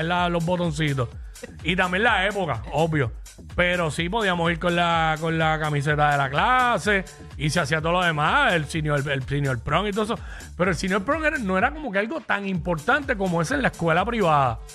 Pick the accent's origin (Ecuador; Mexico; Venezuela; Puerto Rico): Puerto Rico; Mayagüez; Yo soy del pueblo de Mayagüez